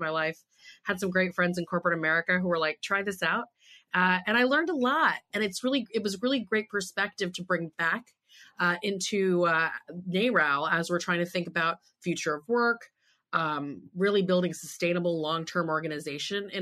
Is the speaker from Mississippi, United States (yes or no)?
no; Texas, United States; moved away as an adult; also born or lived in California; I grew up in Texas